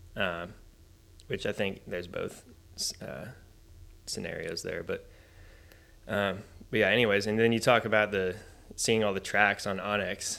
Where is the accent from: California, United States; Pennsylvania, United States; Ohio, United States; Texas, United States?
Texas, United States; Richardson; I grew up in a city called Richardson, which is about fifteen, twenty minutes north of Dallas